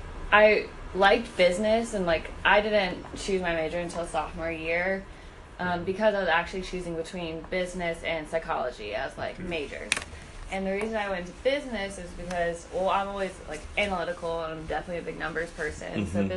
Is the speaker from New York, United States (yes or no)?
yes; New York, United States; And that was like growing up in New York, like you got used to that.